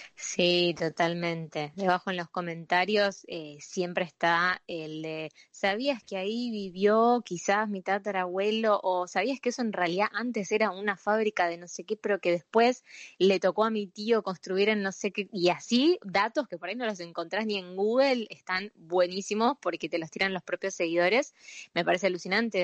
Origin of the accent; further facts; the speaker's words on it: Buenos Aires, Argentina; soy porteño